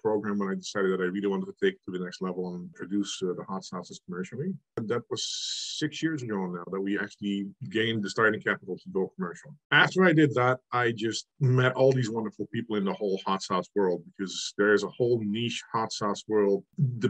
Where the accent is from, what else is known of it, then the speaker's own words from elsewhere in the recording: Netherlands; moved away as an adult; now in Canada; I am actually from the Netherlands originally. I immigrated to Canada 16, 17 years ago now.